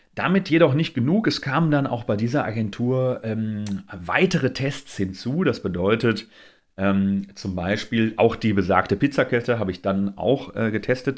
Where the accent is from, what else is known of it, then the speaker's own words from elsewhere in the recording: Essen, North Rhine-Westphalia, Germany; Ich komme aus Essen